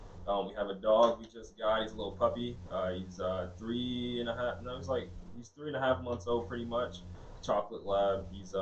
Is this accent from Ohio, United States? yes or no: yes; Ohio, United States; now in South Carolina, United States; But we're from Ohio. We migrated down here with the others. All the other Ohioans hopped in a caravan, came across the border. Now we're here in South Carolina.